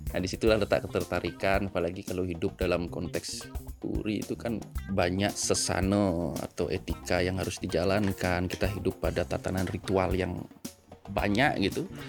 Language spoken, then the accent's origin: Indonesian; Denpasar, Bali, Indonesia; also born or lived in Batam; now in Ubud, Indonesia; menamatkan SMP, SMA sampai kuliah itu di Denpasar